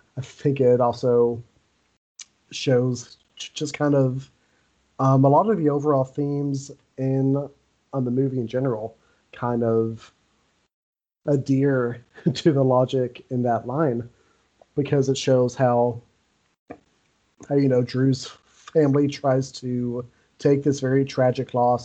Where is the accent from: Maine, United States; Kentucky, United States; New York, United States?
Kentucky, United States; Owensboro; also born or lived in Fayette County, Kentucky; I moved from Owensboro into Fayette County